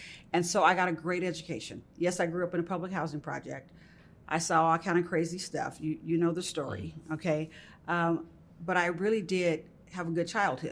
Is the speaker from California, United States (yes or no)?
yes; Richmond, California, United States; also born or lived in Birmingham, Alabama; I did grow up in California. I'm an East Bay girl. Mm-hmm. I'm a San Francisco Bay Area girl. I'm a Richmond, Berkeley girl